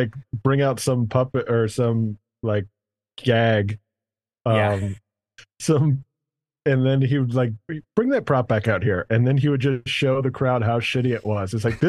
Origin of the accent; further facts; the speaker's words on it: Louisiana, United States; It's like when someone's like, what's it like growing up in Louisiana? You're like, I don't know. I didn't grow up anywhere else.